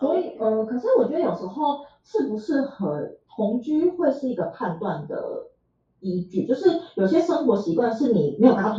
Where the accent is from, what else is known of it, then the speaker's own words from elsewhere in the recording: Tainan, Taiwan; 然后因为我是台南人，所以我本来就住家里。